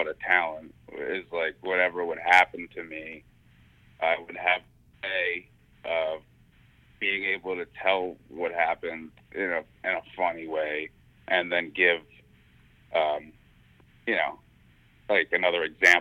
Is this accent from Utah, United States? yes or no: no; New York City, New York, United States; growing up in Staten Island